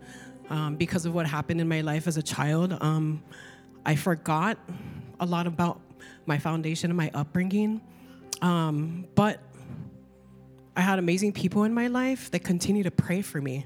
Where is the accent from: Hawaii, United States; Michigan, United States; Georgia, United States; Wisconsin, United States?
Hawaii, United States; Kauai; also born or lived in California; I moved from California and came back here to Kauai